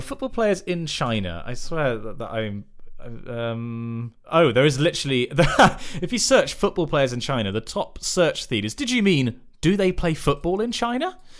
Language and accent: English; West Country, South West England, United Kingdom; in the West Country, we have a dearth of actual good teams